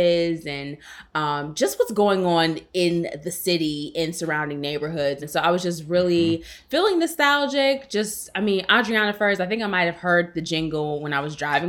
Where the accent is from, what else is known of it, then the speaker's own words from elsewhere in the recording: Evanston, Illinois, United States; I grew up in Evanston. Shout out to E-Town.